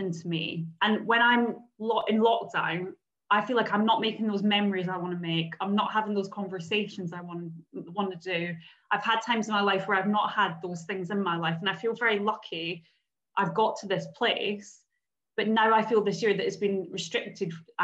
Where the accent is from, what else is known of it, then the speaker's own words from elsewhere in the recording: Scotland, United Kingdom; moved away as an adult; I moved away from Scotland just over 10 years ago